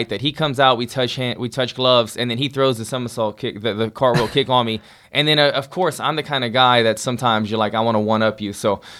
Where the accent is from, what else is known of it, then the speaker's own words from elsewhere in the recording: Louisiana, United States; my home state of Louisiana.